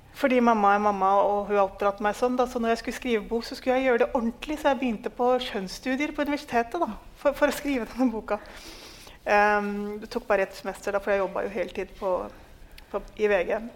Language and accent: Norwegian; Norway; fordi jeg er en nordmann som alltid har tenkt ja, men hallo, altså du bor i Norge